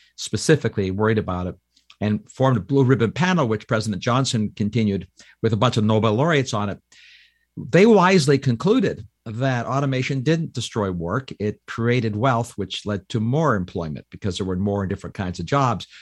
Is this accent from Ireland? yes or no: no; Canada; now in United States; I'm a Canadian that became an American